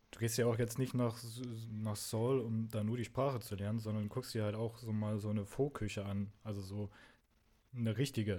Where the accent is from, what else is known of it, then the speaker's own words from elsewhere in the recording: the East, East Germany, Germany; Ich bin im Osten aufgewachsen